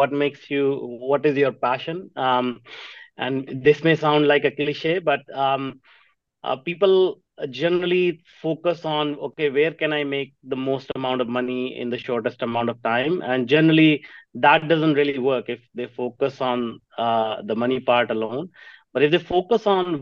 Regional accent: Jalandhar, Punjab, India; I grew up in Punjab in a small town called Jalandhar.

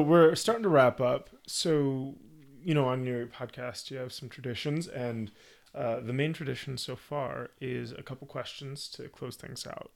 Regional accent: United States

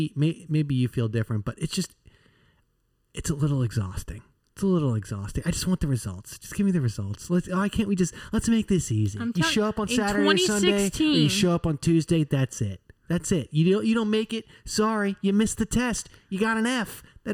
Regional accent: United States; growing up in the Washington area, at least for a very large portion of my life

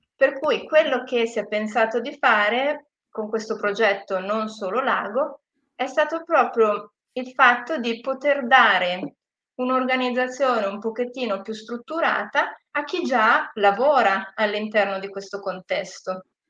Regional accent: Gravedona, Lombardy, Italy; also born or lived in Australia; io sono nata e cresciuta a Gravedona, per cui sono anche local

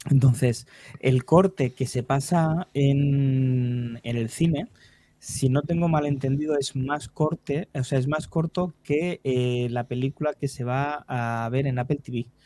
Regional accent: Catalonia, Spain; Ah, pues como buen catalán, pues

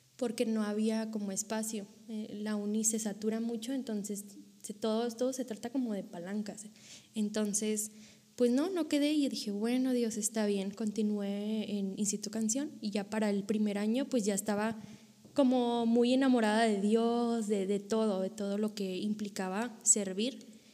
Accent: Monterrey, Nuevo León, Mexico; moved away as an adult; now in Coahuila, Mexico; yo soy originaria de Monterrey, Nuevo León

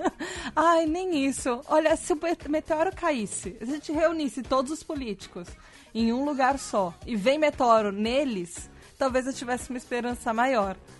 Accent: Brazil; eu sou brasileira

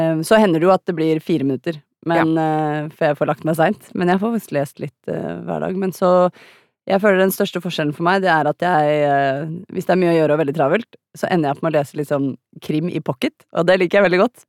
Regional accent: Norway; som nordmenn og europeere

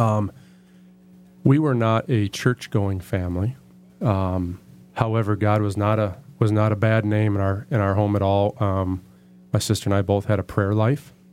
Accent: Bedford, Michigan, United States; I was born in Bedford, Michigan, and born to absolutely phenomenal parents

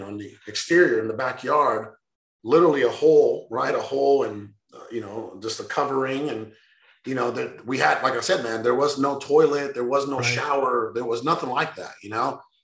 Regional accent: Sonora, Mexico; moved away; I was born in Mexico, in northern part, Sonora

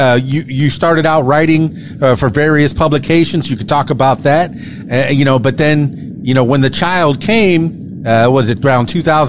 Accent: South Florida, United States; also born or lived in Miami / Fort Lauderdale; I'm from the Florida Keys, born and raised in Miami, Florida Keys, Fort Lauderdale. Went to high school in Fort Lauderdale

